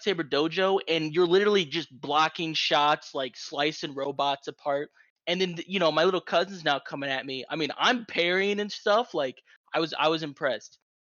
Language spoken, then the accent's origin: English; Midwest, United States; growing up in the Midwest, the only thing you had to do on the weekends when we were younger was like, hey, you guys want to go to Walmart?